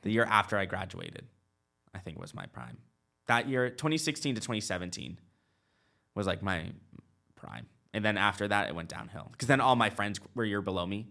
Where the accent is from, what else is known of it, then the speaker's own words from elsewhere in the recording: Nashua, New Hampshire, United States; moved away; also born or lived in Charlotte; I was born in Nashua, New Hampshire.